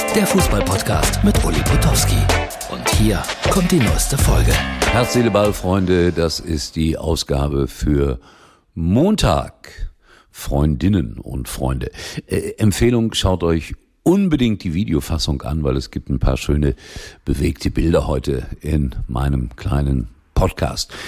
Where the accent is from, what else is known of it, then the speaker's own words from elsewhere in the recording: Germany; bei uns in Deutschland